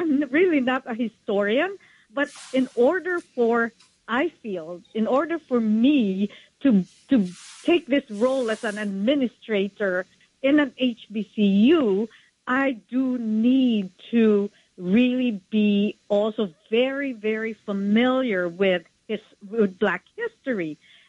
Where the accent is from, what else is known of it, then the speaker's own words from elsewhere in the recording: Philippines; now in United States; So growing up in the Philippines, we were taught American ways.